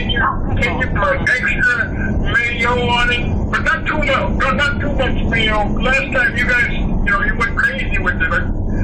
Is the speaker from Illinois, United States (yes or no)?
yes; Chicago, Illinois, United States; I come from Chicago.